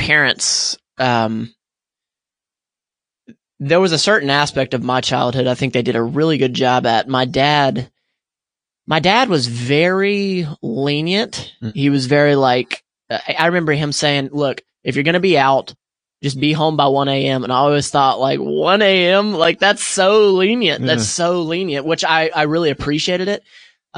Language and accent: English; Pensacola, Florida, United States; I grew up in Pensacola, Florida